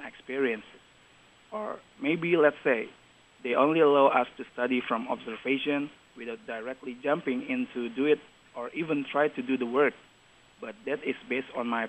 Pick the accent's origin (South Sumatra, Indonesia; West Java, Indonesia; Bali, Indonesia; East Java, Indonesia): South Sumatra, Indonesia; Palembang; moved away as an adult; now in Taiwan; I came from Palembang. It's located in the southern of Sumatra Island, Indonesia.